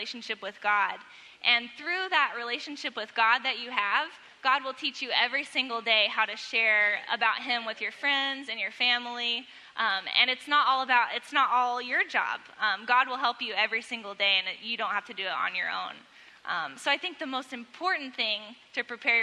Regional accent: Webb City, Missouri, United States; I grew up in Webb City and there's lots of churches

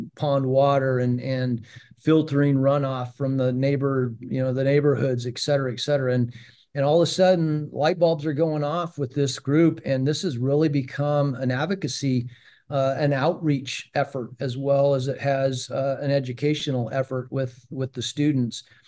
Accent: Prescott, Arizona, United States; moved away; I, I grew up in Prescott, Arizona, which is about ninety miles, uh, north of Phoenix.

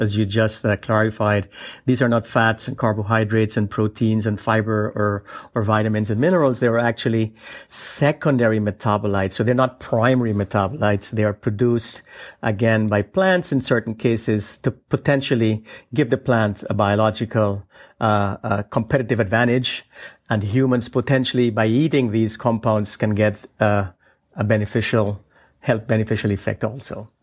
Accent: Guyana; now in United States; I was born and I grew up in the uh, uh, South American country uh, known then as British Guiana, um, now known as Guyana

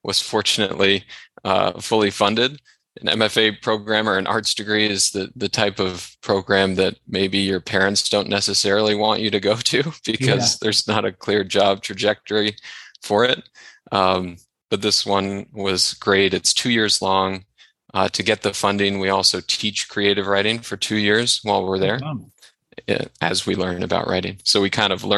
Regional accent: Sacramento, California, United States; moved away as an adult; also born or lived in Oregon; now in Los Angeles, United States; I grew up in Sacramento. Spent the first 18 years of my life there

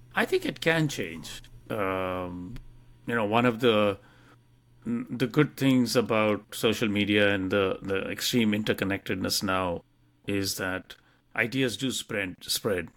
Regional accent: India; moved away as an adult; now in United States; I came from India and what we learnt about the U S in terms of history, uh, when we were growing up

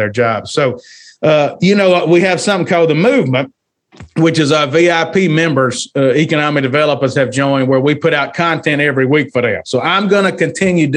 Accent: a very rural town in the South, United States; moved away; also born or lived in Kentucky; In my hometown, I'm raised in a very rural town, 1,000 people. And the richest guy in town owns a fish house, a fried catfish house, which is popular in the South

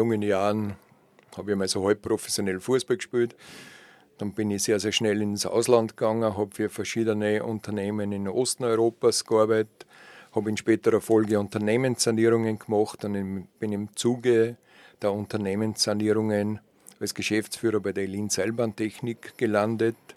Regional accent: Braunau am Inn, Upper Austria, Austria; born there; Ja, nachdem ich eigentlich gebürtiger Oberösterreicher bin aus Braunau am Inn, bin ich kein Kind, das mit Skiern auf die Welt gekommen ist.

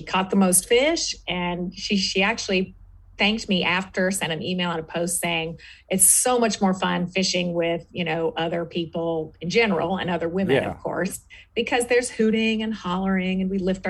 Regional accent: East Coast, United States; also born or lived in Florida; now in Southern California, United States; I'm actually originally from the East Coast

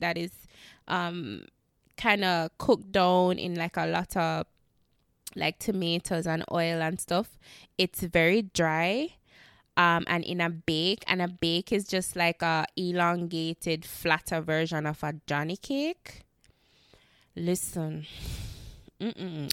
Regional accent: Jamaica; I know me as a Jamaican

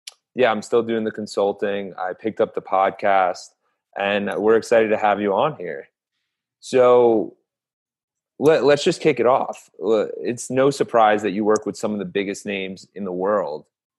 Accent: Tampa, Florida, United States; now in Denver, United States; I was originally in Tampa, but I'm using the remote lifestyle to come to you from Denver.

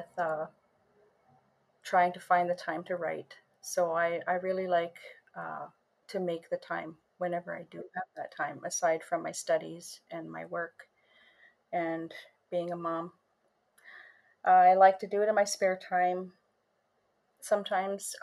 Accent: Sioux Lookout, Ontario, Canada; I am from Sulakout, Ontario.

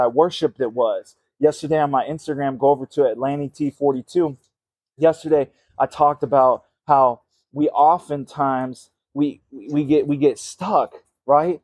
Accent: Minnesota, United States; I'm from Minnesota

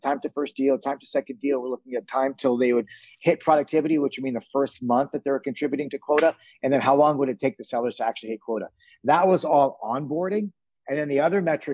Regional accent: Toronto, Ontario, Canada; moved away as an adult; now in San Francisco, United States; I grew up in Toronto, and having grown up in Toronto, my dad had a retail furniture store

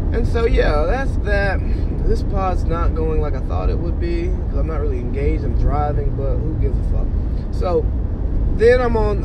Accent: Cartersville, Georgia, United States; moved away as an adult; also born or lived in San Diego / Bahrain / Washington, D.C.; now in Monterey, United States; I really feel like a stranger in my hometown. Not that I don't know the people or any of that stuff, but it's just I'm no longer embedded like in the social scene of Cartersville

